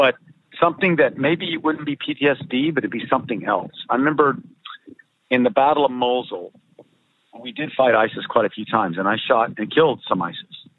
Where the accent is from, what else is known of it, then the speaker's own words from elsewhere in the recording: United States; moved away as an adult; also born or lived in Myanmar; I am an American